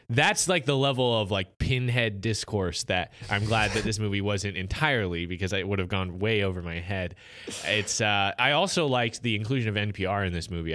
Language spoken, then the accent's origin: English; United States